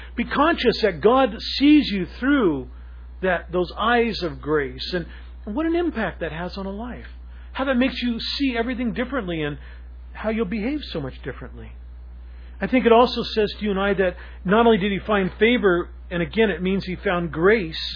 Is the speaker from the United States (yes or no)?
yes; Seattle, Washington, United States; a Seattle person, especially like myself, growing up in Ballard